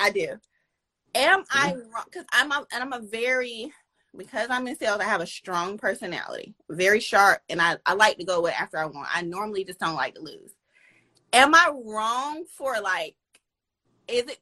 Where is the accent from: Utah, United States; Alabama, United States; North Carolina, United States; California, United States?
North Carolina, United States; Raleigh; I'm from Raleigh, Durham, North Carolina.